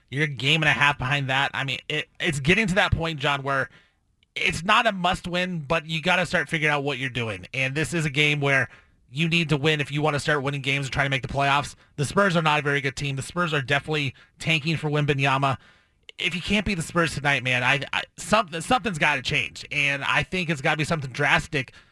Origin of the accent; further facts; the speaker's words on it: Portland, Oregon, United States; We're from Portland.